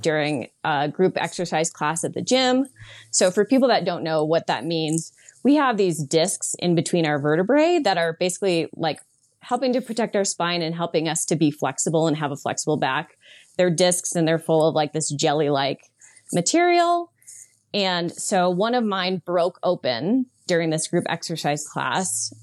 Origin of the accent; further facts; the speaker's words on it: East Coast, United States; I'm from the East Coast.